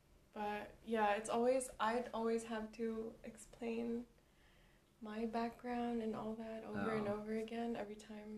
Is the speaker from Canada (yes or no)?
no; Cebu City, Central Visayas, Philippines; now in Japan; I grew up in Cebu, Philippines. The island life.